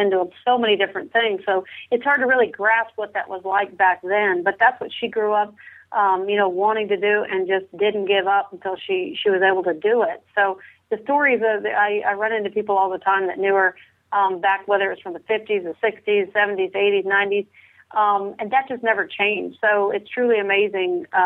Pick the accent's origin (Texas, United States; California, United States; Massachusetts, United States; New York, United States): California, United States; Carmel Valley; I was born in Carmel, and I grew up on a ranch in Carmel Valley, California.